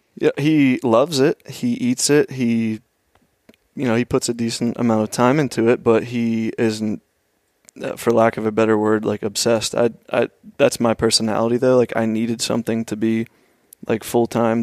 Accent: Oakmont, Pennsylvania, United States; I grew up just outside of Pittsburgh, um, maybe twelve miles east in a little town, Oakmont

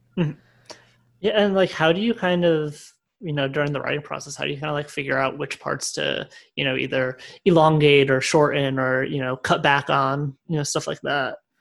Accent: Connecticut, United States; I'm from Connecticut

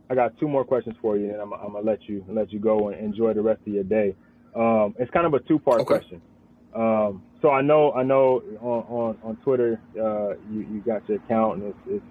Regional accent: Richmond, California, United States; moved away; I'm a Bay Area guy myself. I'm from Richmond

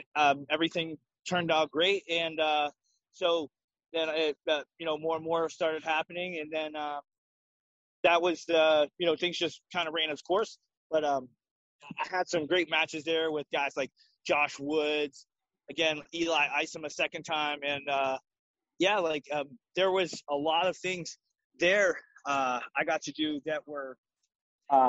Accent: Pittsburgh, Pennsylvania, United States; growing up in Pittsburgh

